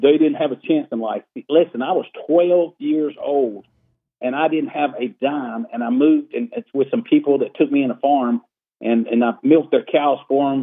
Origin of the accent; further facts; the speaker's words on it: Iredell County, North Carolina, United States; I'm born and raised in Iredell County. It is my home